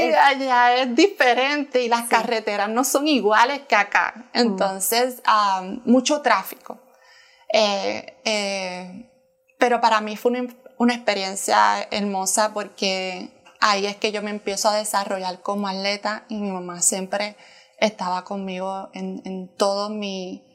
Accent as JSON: {"language": "Spanish", "town": "Trujillo Alto", "country": "Puerto Rico", "tie": "born or raised there", "moved": "as an adult", "lives_now": "United States", "said": "soy de Puerto Rico, de la ciudad de Trujillo Alto"}